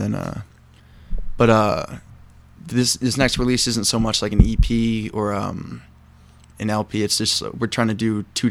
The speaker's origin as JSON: {"language": "English", "region": "East Coast", "country": "United States", "moved": "yes", "lives_now": "Chicago, United States", "said": "I'm originally from the East Coast"}